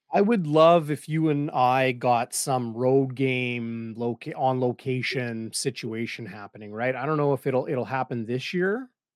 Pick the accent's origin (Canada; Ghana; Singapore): Canada; Winnipeg, Manitoba; when I was a kid growing up in Saint James